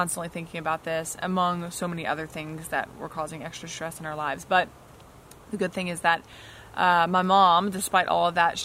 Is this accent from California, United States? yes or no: no; Texas, United States; also born or lived in Louisiana; I was born in Louisiana and shortly thereafter moved to Texas when I was just a few years old. Like three, I believe, right after I turned three, maybe. And we moved to Texas